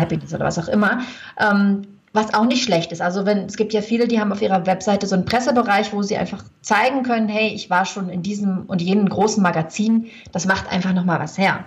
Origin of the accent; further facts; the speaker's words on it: Germany; moved away as an adult; also born or lived in Lake Geneva, Switzerland; now in Switzerland; ich komme aus Deutschland